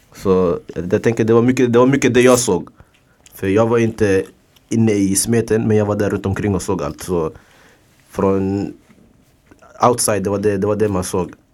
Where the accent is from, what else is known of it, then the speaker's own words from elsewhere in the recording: Stockholm, Stockholm County, Sweden; jag jobbar i området jag kommer ifrån. Tensta, Hjulstaområdet.